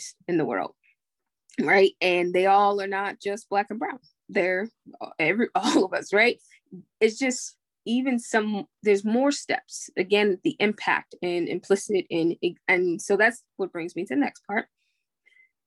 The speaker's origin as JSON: {"language": "English", "country": "United States", "said": "I'm still American"}